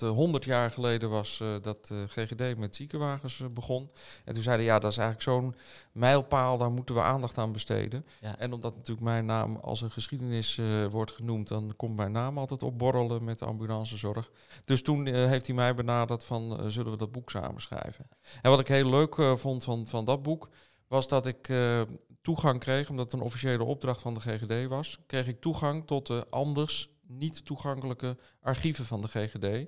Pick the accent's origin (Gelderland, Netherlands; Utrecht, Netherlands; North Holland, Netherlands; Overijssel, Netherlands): North Holland, Netherlands; Amsterdam; mijn geboortestad wilde ik werken. Dat is Amsterdam.